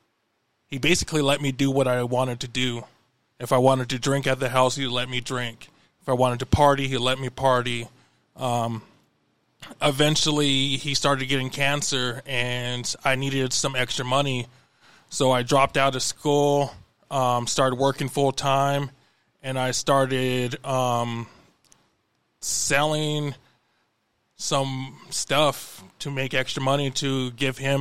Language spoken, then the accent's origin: English; Billings, Montana, United States; also born or lived in Crow Agency, Montana / Pryor, Montana; when I was about 5, my parents moved me to Bellings, and I spent most of my life here